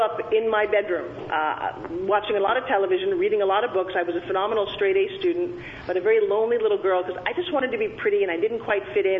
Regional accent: Long Island, New York, United States; I grew, grew up talking like this because I'm from Long Island, New York

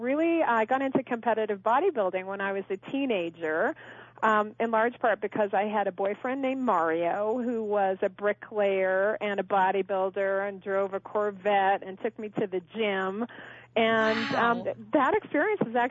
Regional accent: Kelowna, British Columbia, Canada; also born or lived in Connecticut; now in Park City, United States; I did grow up in British Columbia, Canada, actually, a small town called Kelowna

